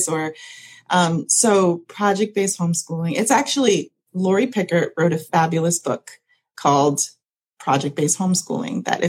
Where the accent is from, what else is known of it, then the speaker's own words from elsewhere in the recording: New York, United States; moved away as an adult; now in Central Florida, United States; I'm originally from New York